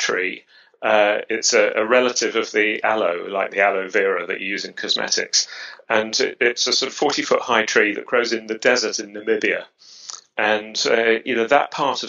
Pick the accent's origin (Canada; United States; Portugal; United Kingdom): United Kingdom; London; accent: British; I grew up near the Royal Botanic Gardens at Kew. You can probably tell from my accent that I'm British. And I grew up in London.